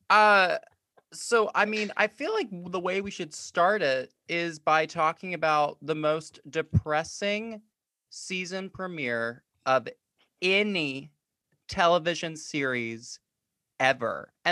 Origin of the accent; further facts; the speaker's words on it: Georgia, United States; I am from Georgia.